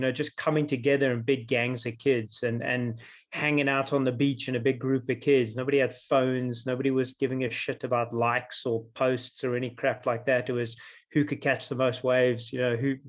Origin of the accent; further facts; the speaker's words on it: Jeffreys Bay, Eastern Cape, South Africa; I grew up in the Eastern Cape, South Africa, a little town called Jeffreys Bay.